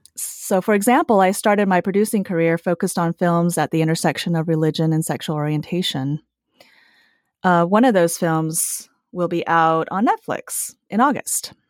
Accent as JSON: {"language": "English", "country": "United States", "tie": "born or raised there", "also_born_or_lived": "Taiwan / Utah / California / Los Angeles", "said": "I was five when I immigrated to the U S, and I grew up in Utah and California"}